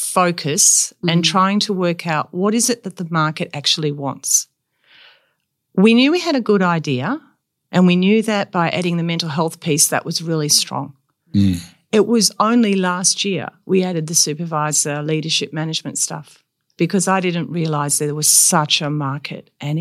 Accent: Perth, Western Australia, Australia; No, so my parents moved to Karrinup. We were last house and then there was just sand. And then after that we were at Trigg Beach.

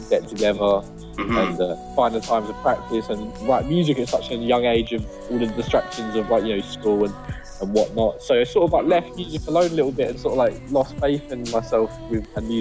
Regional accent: London, United Kingdom; I'm from London.

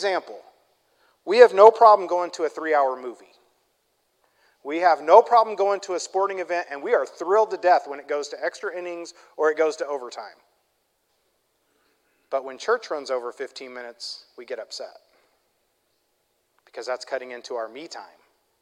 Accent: Midwest, United States; I'm from the Midwest

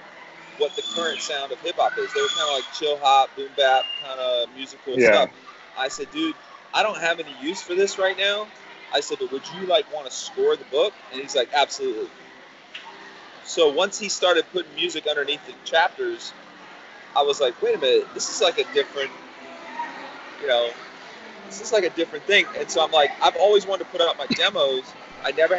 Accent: South Florida, United States; also born or lived in Ybor City; Something about South Florida that like we have a certain, something weirdness

